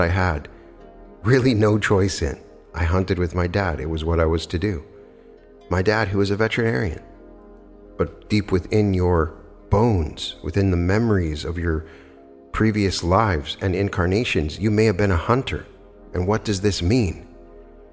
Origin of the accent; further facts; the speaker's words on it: Wyoming, United States; I come from Wyoming, and so I was taught how to hunt at a very young age